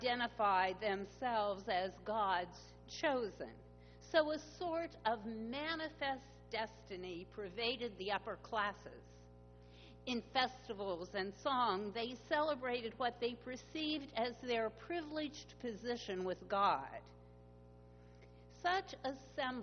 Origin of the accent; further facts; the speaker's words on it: Pittsburgh, Pennsylvania, United States; my hometown of Pittsburgh